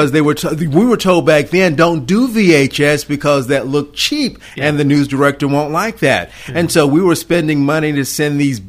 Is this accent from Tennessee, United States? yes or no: yes; Dyersburg, Tennessee, United States; also born or lived in Chicago, Illinois / Nashville area, Tennessee / Sumner County, Tennessee; I grew up in West Tennessee, graduated Dyersburg High School, and then went to East Tennessee and went to UT.